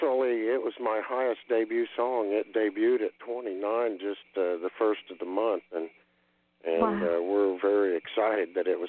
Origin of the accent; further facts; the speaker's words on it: Danville, Indiana, United States; my classmates I went to school with at Danville High School there in Indiana. I'm from Indiana